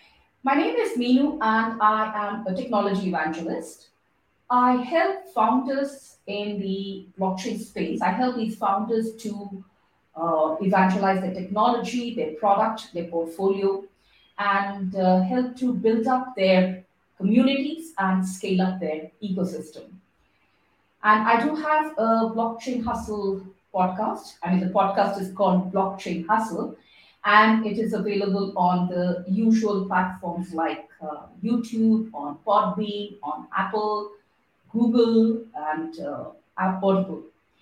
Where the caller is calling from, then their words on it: Singapore; because I'm calling in from Singapore, so it's the weather is pretty opposite to that. It's warm.